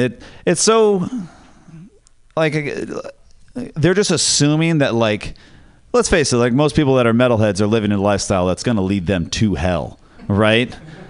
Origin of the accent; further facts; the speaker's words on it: Ireland; And I was like, whoa, that is, as an Irish person, I was like, that is such cultural appropriation of my, that's our thing. My culture is not a costume, okay?